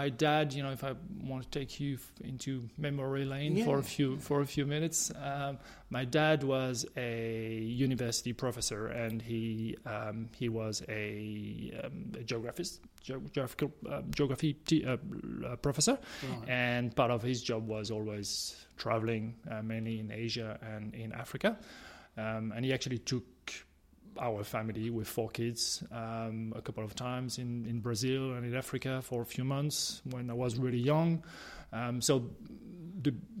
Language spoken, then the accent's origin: English; France; moved away as an adult; also born or lived in United Kingdom; now in Australia; from France, which is obviously my home country